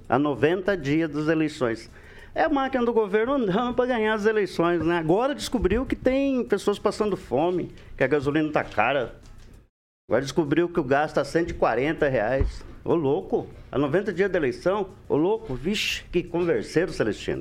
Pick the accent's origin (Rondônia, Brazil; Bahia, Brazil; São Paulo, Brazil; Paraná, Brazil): Paraná, Brazil; Maringá; also born or lived in Londrina; eu sou maringaense